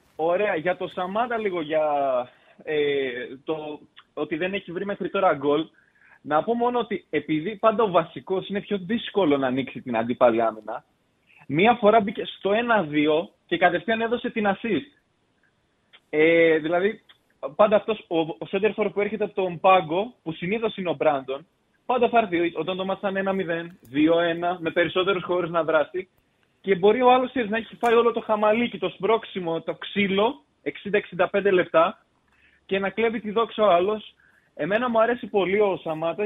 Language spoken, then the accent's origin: Greek; Chalkidiki, Central Macedonia, Greece; moved away as an adult; now in Alexandroupoli, Greece; είμαι από Χαλκιδική, απλά σπουδάζω Αλεξανδρούπολη